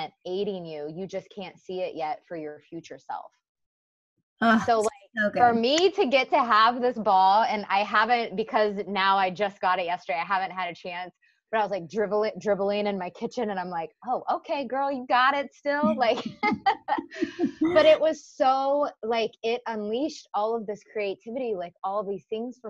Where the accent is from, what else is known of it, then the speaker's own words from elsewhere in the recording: Kansas, United States; I was born and raised in Kansas, like middle of the states